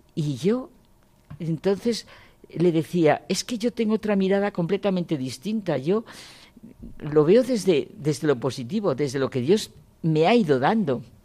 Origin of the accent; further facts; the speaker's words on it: Ciudad Rodrigo, Castile and León, Spain; Nací en Ciudad Rodrigo porque fue el año 36, el año de la guerra